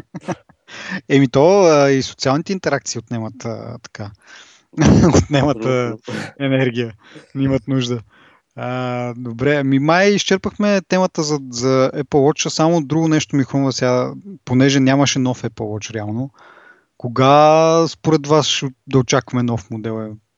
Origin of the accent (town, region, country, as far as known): Bulgaria; accent: Bulgarian